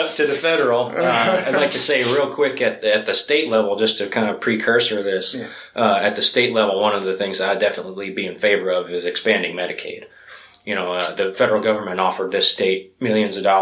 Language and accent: English; United States; I'm from Keystone, Odessa area